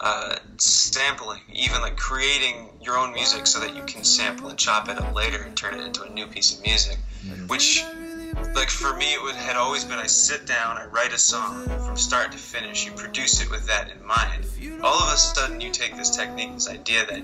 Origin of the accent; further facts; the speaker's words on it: Barrington, Rhode Island, United States; also born or lived in Providence, Rhode Island; I was born in Providence, Rhode Island, grew up in a town called Barrington